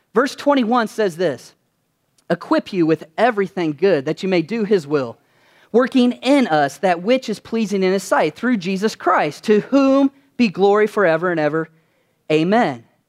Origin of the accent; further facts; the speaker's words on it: Kentucky, United States; when I was growing up in Kentucky, which I'm originally from there